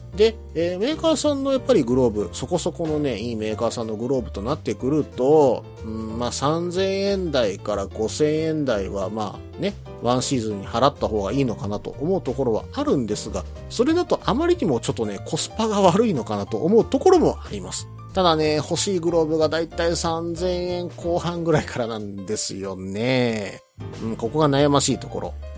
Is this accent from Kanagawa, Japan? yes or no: no; Hyogo, Japan; 私兵庫県民